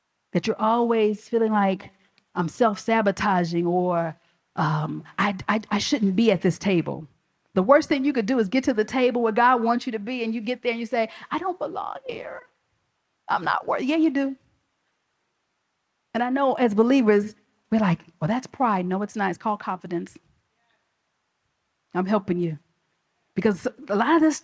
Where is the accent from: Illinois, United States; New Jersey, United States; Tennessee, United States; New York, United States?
Illinois, United States; Chicago; I'm from the South Side of Chicago